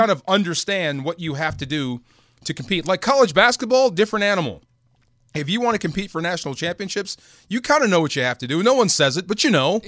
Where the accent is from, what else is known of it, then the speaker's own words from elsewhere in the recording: Bay Area, California, United States; I grew up in the Bay Area, I, it, the shadow of Cal.